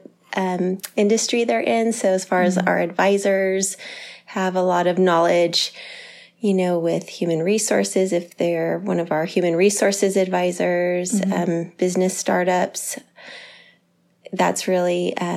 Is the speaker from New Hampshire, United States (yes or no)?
no; Santa Cruz, California, United States; also born or lived in San Diego; I moved back to Santa Cruz from San Diego.